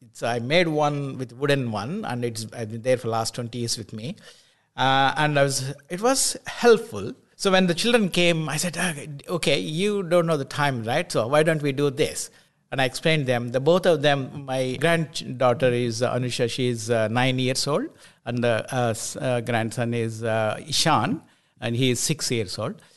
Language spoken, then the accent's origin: English; India; also born or lived in Scotland; now in New Zealand; I, I was born in India.